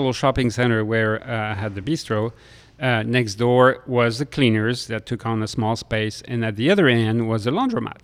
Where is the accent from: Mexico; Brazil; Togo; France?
France; Lille, Hauts-de-France; moved away; I grew up in Lille next to Belgium